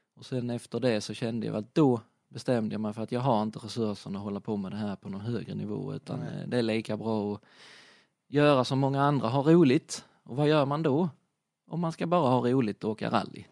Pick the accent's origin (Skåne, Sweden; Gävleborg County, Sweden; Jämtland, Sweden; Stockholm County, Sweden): Skåne, Sweden; Bromölla; also born or lived in Hässleholm; hade jag en kompis hemma, hemma i Bromölla